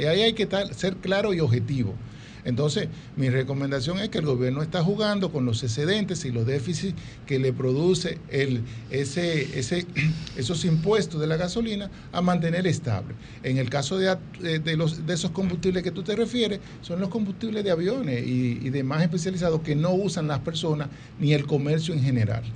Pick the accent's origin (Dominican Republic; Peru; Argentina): Dominican Republic; somos dominicanos